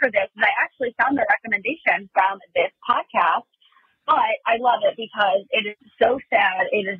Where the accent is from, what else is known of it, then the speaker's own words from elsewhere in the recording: Cleveland, Ohio, United States; I am from Cleveland, Ohio.